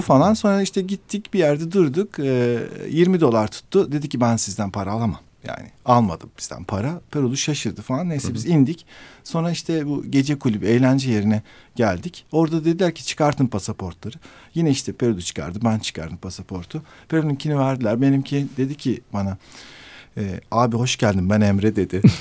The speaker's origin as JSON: {"language": "Turkish", "country": "Turkey", "said": "ben dedim işte Türkiye"}